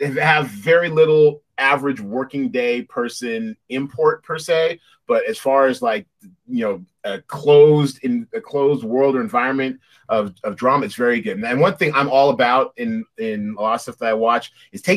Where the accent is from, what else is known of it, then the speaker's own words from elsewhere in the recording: United States; as an American